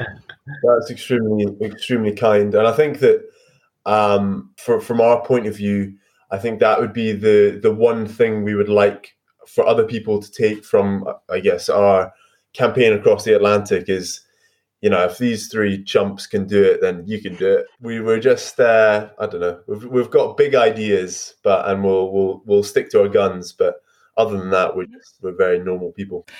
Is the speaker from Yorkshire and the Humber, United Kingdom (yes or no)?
no; Scotland, United Kingdom; As a Scot